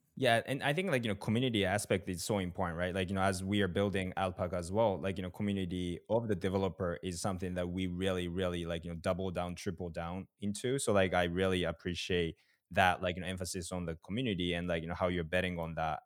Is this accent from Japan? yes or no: yes; Japan; I'm from Japan